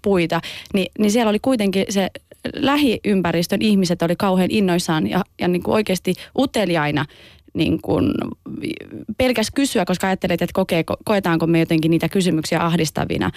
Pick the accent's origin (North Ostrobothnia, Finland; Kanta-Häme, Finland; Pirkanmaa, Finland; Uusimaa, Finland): North Ostrobothnia, Finland; Oulu; born or raised there